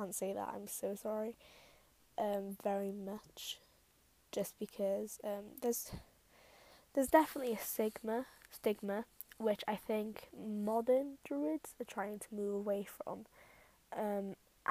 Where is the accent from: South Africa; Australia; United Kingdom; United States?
United Kingdom; Wales; I am Welsh, so I feel a connection to like my ancestors